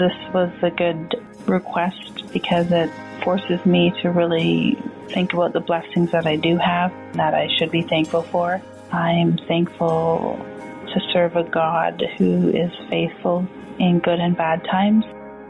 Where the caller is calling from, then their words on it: Ontario, Canada; from Ontario, Canada.